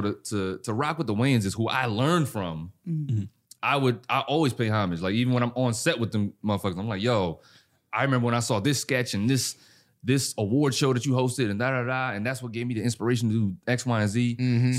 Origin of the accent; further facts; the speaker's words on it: Fayetteville, North Carolina, United States; also born or lived in Germany; So I grew up in Germany and North Carolina, Fayetteville, back and forth. I went to Germany twice. So we'd always come back to Carolina.